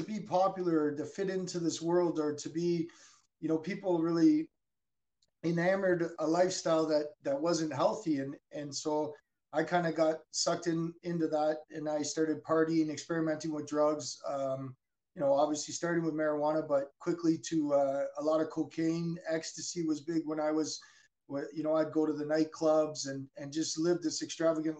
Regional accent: Burnaby, British Columbia, Canada; I was born in Burnaby, British Columbia

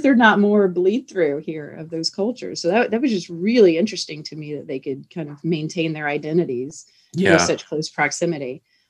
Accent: Hilton Head Island, South Carolina, United States; moved away; I'm from Hilton Head Island, South Carolina, and I very much miss being at the beach.

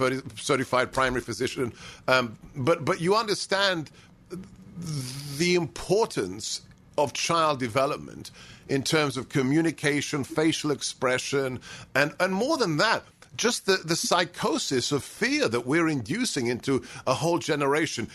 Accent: United Kingdom; I learned German in the school in the UK

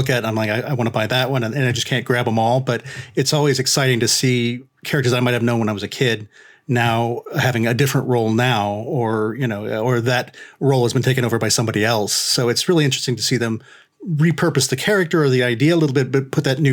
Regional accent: Lima, Ohio, United States; moved away; my hometown of Lima, Ohio

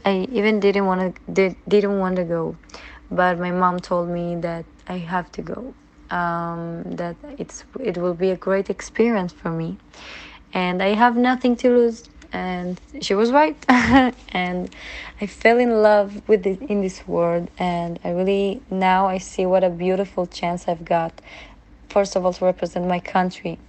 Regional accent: Israel; Growing up in Israel means a lot to me. I really can't imagine to raise my children in any other place in the world. I really love my country

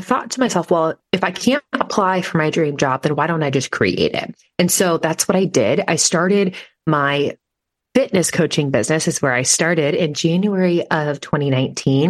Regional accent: Nebraska, United States; I am from Nebraska

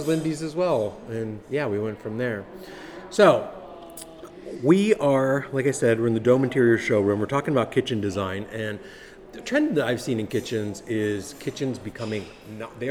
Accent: Columbus, Ohio, United States; I'm from Columbus

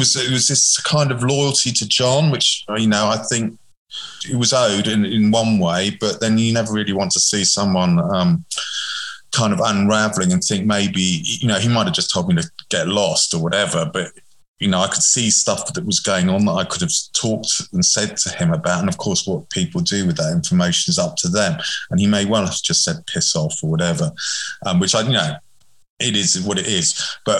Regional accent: England, United Kingdom; But I'm English, of course, so I totally understand how this works.

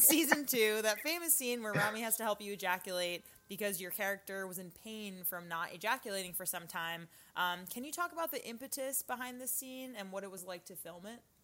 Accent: Long Island, New York, United States; I was born on Long Island and was on Long Island like when, you know, 9/11 happened and I just feel like as a New Yorker

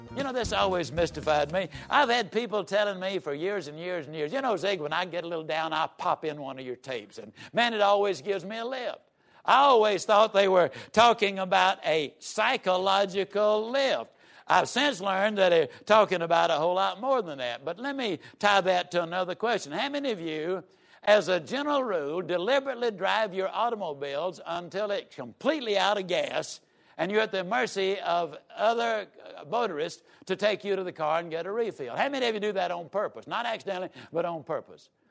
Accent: Yazoo City, Mississippi, United States; I was raised down in Yazoo City, Mississippi.

